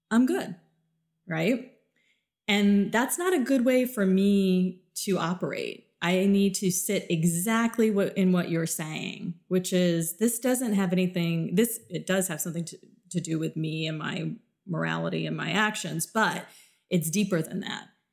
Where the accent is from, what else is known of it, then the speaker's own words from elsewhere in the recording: South Florida, United States; moved away; also born or lived in Midwest; I grew up in a very, very diverse world because I grew up in South Florida